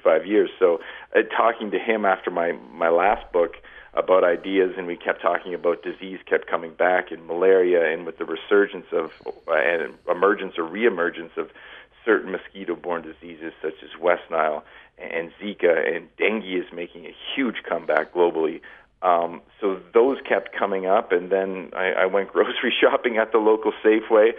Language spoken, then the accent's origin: English; Canada; moved away as an adult; now in Grand Junction, United States; I'm born and raised in Canada.